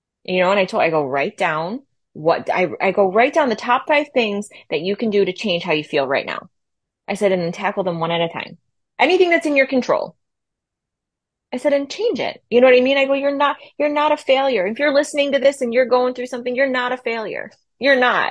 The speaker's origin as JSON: {"language": "English", "town": "Buffalo", "region": "New York", "country": "United States", "said": "from Buffalo"}